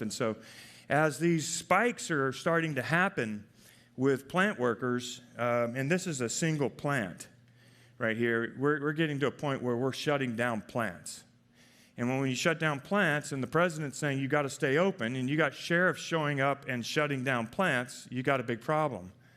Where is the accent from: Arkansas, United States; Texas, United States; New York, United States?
Arkansas, United States; moved away as an adult; also born or lived in Palo Alto; I'm from Arkansas